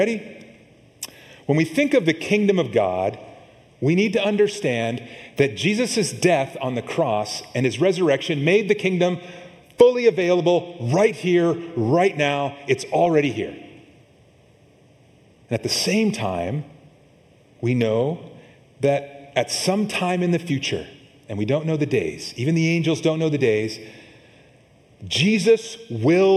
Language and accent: English; Montana, United States; now in California, United States; I grew up in Montana